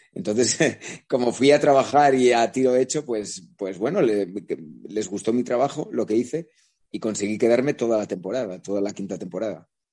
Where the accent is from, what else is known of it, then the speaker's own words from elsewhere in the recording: La Rioja, Spain; also born or lived in Vitoria-Gasteiz; now in Madrid, Spain; no madrileño de nacimiento, porque yo soy riojano y tengo mm, e, e, e, ese sentimiento también de mis raíces